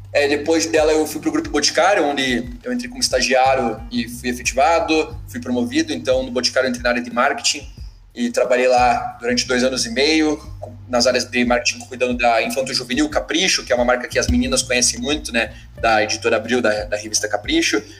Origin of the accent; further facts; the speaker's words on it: Curitiba, Paraná, Brazil; sou, sou de Curitiba